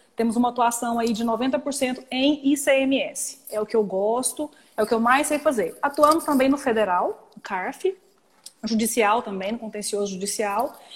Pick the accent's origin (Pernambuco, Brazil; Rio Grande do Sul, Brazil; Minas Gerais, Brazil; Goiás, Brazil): Goiás, Brazil; Goiânia; also born or lived in São Paulo; eu sou de Goiânia, moro em Goiânia, mas fiquei cinco anos em São Paulo.